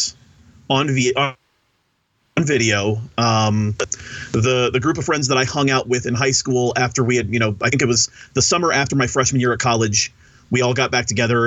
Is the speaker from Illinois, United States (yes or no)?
yes; Southern Illinois, United States; I grew up in Southern Illinois